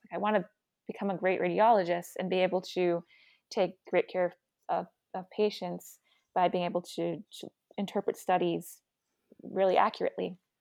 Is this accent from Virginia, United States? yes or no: yes; Virginia, United States; moved away; I grew up in Virginia